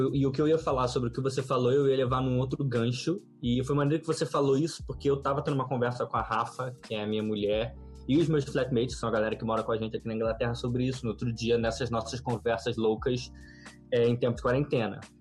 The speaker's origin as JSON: {"language": "Portuguese", "region": "Rio de Janeiro", "country": "Brazil", "tie": "born or raised there", "said": "Nascido e criado no Rio de Janeiro"}